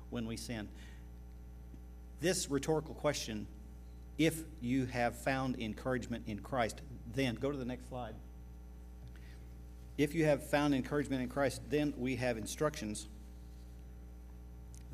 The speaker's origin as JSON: {"language": "English", "region": "Oklahoma", "country": "United States", "said": "We're from Oklahoma"}